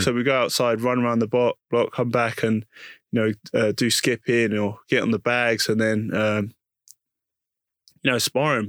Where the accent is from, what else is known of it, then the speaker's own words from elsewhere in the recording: London, United Kingdom; also born or lived in Putney / Hackney / Leytonstone; I was born in East London